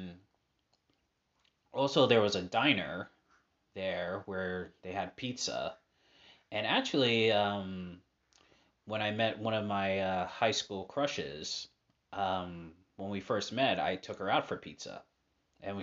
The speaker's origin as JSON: {"language": "English", "town": "Boston", "region": "Massachusetts", "country": "United States", "tie": "born or raised there", "said": "I was transferred from West Roxbury to Hyde Park High, and then I transferred to New Mission"}